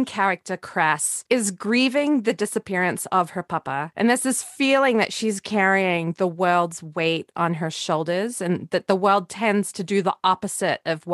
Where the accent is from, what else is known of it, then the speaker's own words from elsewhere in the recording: Australia; I grew up in Australia